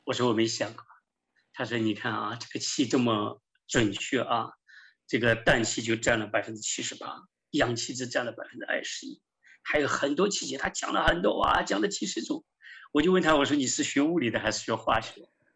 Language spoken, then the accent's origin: Chinese; western China, China; moved away as an adult; also born or lived in Soviet Union; now in United States; 我从小生活在西部啊，很多宗教围绕着我